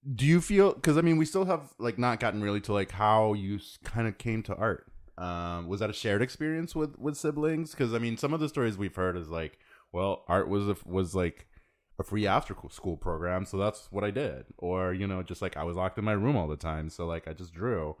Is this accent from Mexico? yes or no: yes; Mexico; I grew up in Mexico, but the, you know, my dad is from Texas